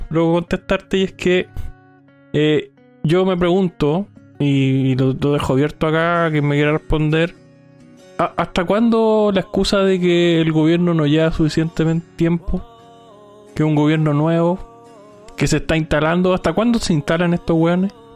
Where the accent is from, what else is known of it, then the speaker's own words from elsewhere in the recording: Chile; somos nacidos acá en Chile